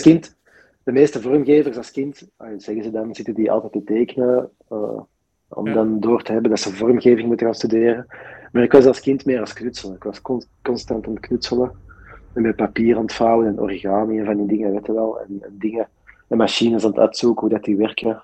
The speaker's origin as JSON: {"language": "Dutch", "town": "Deurne", "region": "Flanders", "country": "Belgium", "said": "ik ben zelf van Deurne"}